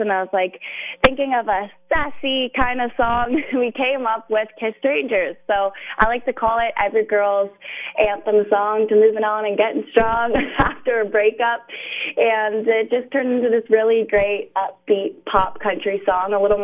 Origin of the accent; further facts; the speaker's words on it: Ajax, Ontario, Canada; I lived in Ajax for my whole life, pretty much